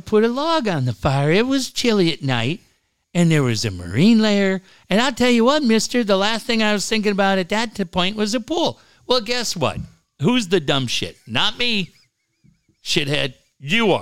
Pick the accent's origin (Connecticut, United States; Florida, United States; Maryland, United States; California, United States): California, United States; Encinitas; also born or lived in Minneapolis; I grew up in Encinitas